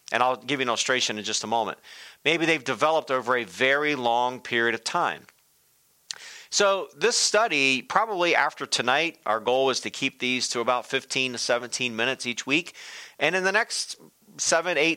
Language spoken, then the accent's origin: English; Delaware, United States; When I was a kid growing up, I grew up in Delaware.